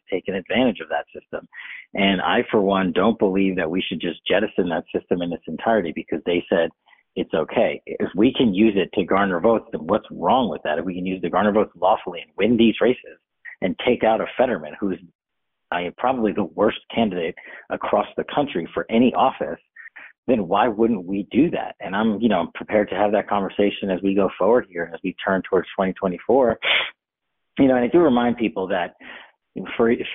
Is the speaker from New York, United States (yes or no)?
yes; New York, United States; I'm from New York